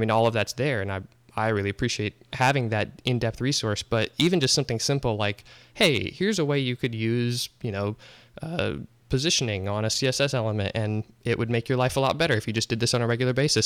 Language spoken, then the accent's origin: English; Omaha, Nebraska, United States; moved away as an adult; also born or lived in Kansas City; now in Springfield, United States; I grew up in Omaha, Nebraska, and lived there for twenty-four years